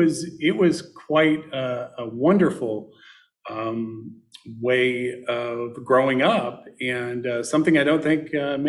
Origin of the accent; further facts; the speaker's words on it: Northwest Indiana, United States; I was born in Indiana. I was born in Northwest Indiana, which some people don't consider a part of Indiana, since it is on the central time zone. So we get all of Chicago radio and television and things of that nature.